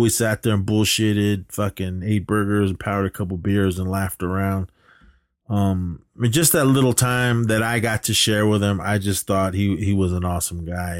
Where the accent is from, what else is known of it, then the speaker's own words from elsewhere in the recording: Oakland, California, United States; I lived down in the flatlands of Oakland